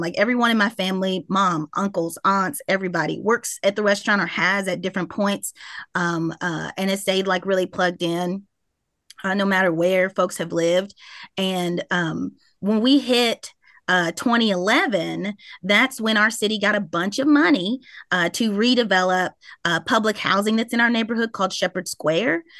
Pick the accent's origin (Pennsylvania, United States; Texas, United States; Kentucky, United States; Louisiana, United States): Kentucky, United States; Louisville; I grew up in Smoke Town